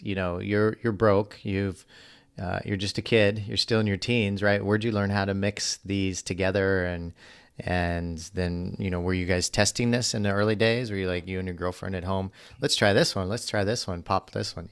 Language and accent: English; Missouri, United States; I grew up in Missouri, so much different environment